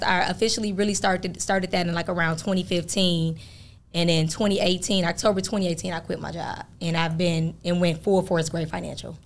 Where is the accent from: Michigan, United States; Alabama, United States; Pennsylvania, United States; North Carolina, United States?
Michigan, United States; Flint; moved away as an adult; also born or lived in Fort Wayne, Indiana; now in Atlanta, United States; I'm originally from Flint, Michigan, uh, born and raised there